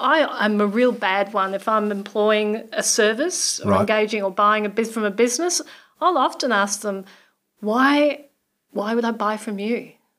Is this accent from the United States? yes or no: no; Australia; now in New Zealand; I'm an Aussie.